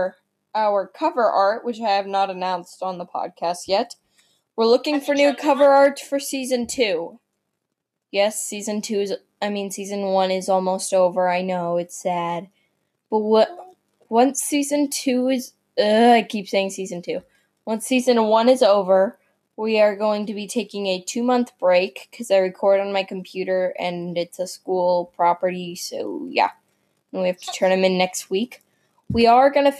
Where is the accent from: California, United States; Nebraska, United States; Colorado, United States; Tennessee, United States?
Nebraska, United States; We're from Nebraska